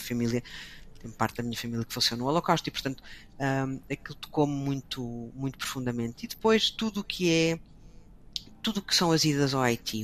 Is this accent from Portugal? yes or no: yes; Portugal; moved away as an adult; also born or lived in Brussels; Eu não saí de Portugal